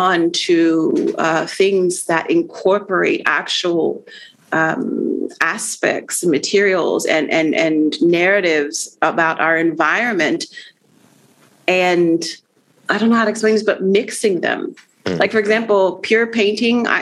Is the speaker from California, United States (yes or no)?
no; Arlington, Virginia, United States; also born or lived in Puerto Rico; now in Washington, DC, United States; I was born in Puerto Rico, raised in Arlington, Virginia